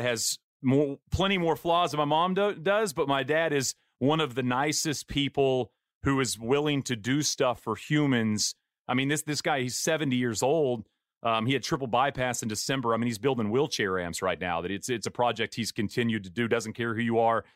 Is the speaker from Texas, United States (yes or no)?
yes; East Texas, United States; I grew up in East Texas